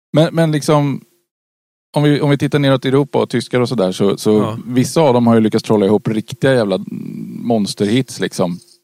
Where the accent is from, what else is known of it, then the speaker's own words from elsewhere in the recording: Karlskoga, Örebro County, Sweden; Karlskoga, eh, min, min födelseort